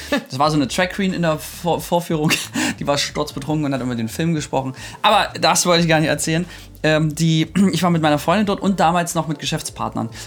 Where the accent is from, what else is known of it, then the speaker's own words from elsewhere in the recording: Germany; ich bin, ähm, ich bin Deutscher, ich oute mich jetzt an der Stelle mal.